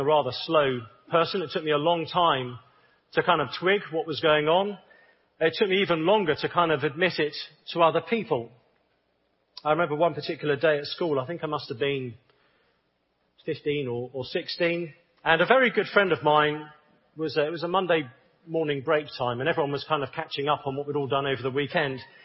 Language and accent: English; England, United Kingdom; I'm from the United Kingdom, as you can probably tell. And I'm a bit of a, a contradiction. I'm a, an Englishman